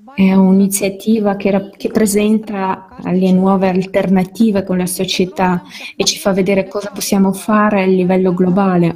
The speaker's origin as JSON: {"language": "Italian", "country": "India", "said": "Nel mio paese, l'India"}